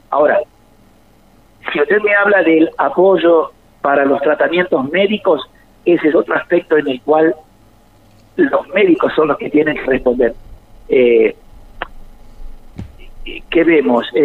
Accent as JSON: {"language": "Spanish", "town": "Freire", "region": "Araucanía", "country": "Chile", "tie": "born or raised there", "moved": "yes", "lives_now": "Córdoba", "said": "siempre les digo que yo estoy en Córdoba, pero no soy de Córdoba soy de Freire"}